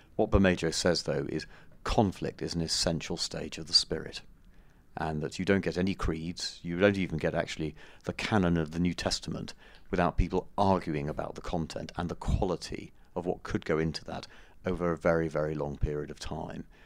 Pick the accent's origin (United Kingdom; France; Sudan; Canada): United Kingdom; us as British tourists